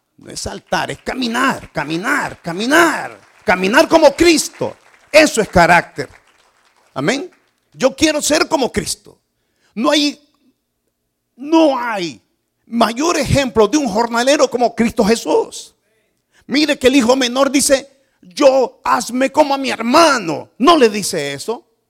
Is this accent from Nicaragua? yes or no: yes; Nicaragua; moved away; Yo soy nicaragüense.